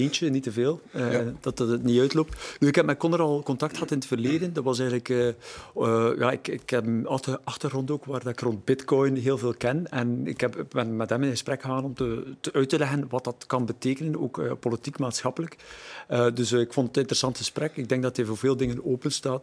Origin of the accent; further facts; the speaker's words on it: Deerlijk, Flanders, Belgium; Ik ben van Deerlijk, eh, ik ben er ook eerste schepen